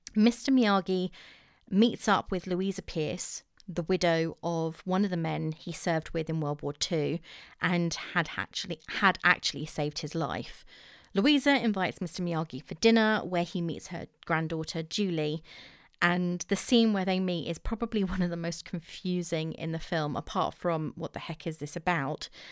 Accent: England, United Kingdom; accent: English; I'm too English.

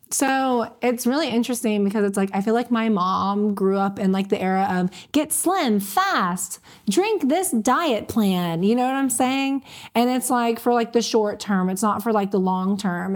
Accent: Panama City, Florida, United States; I'm from Panama City

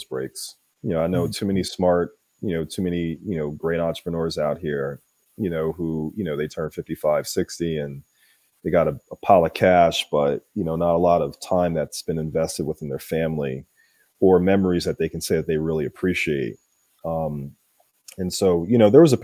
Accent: Philadelphia, Pennsylvania, United States; I'm originally from Philly

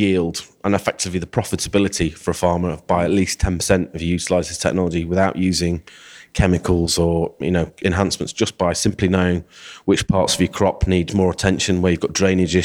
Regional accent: Rotherham, Yorkshire and the Humber, United Kingdom; also born or lived in Sheffield; I'm originally from Rotherham, but I'm a local boy.

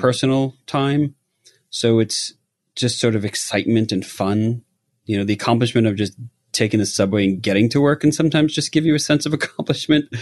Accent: New York, United States; now in Los Angeles, United States; I grew up in New York

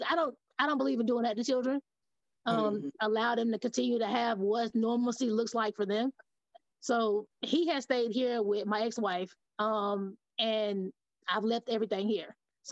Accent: Shelby, North Carolina, United States; moved away as an adult; also born or lived in Charlotte, North Carolina / Maryland; now in Tennessee, United States; I was born in Charlotte, raised in Shelby. Shelby's about an hour outside of Charlotte. So I moved to Tennessee because I took a social work position after I got out of college here. So I've only been in Tennessee for about 7 years or so.

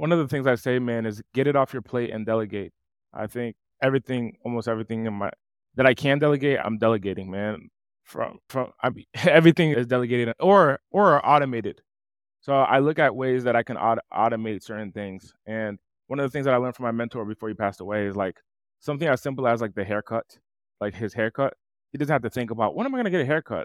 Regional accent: East Coast, United States; I'm from the East Coast, and I, I'm from a, an impoverished city

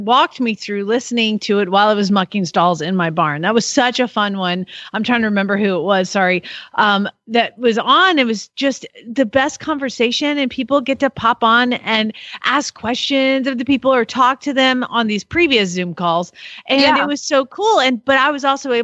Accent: the South, United States; I'm from the South

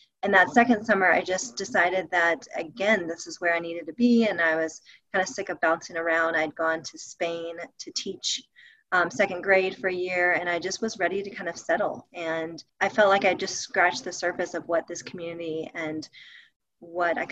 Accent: Alabama, United States; moved away as an adult; now in Jackson Hole, United States; I'm originally from Alabama

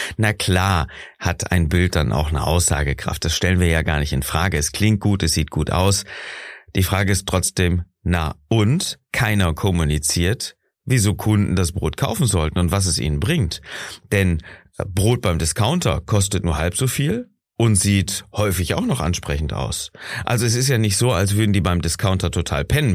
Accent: Germany; bei uns in Deutschland

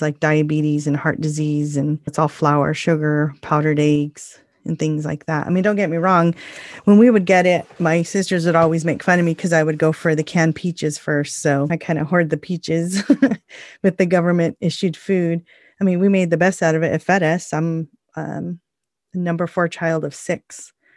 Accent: United States; What makes us unique as Native people is the fact that we are Native American and the first people of the land

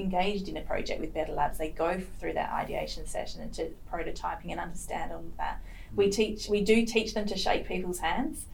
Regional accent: Perth, Western Australia, Australia; I'm Perth born and bred. Um, what we WA people called sand gropers. I am truly a sand groper

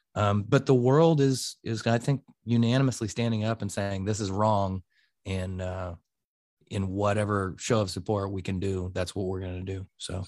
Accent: United States; I'm an American

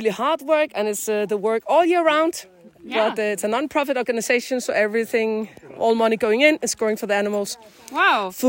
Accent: Denmark; English is a second language; moved away as an adult; now in Iceland; I'm born and raised in Denmark, and I'm an agriculture economist.

